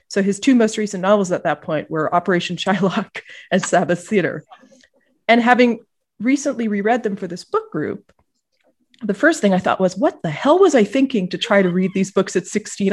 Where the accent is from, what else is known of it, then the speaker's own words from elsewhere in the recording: Ottawa, Ontario, Canada; I was growing up in Ottawa, the capital of Canada.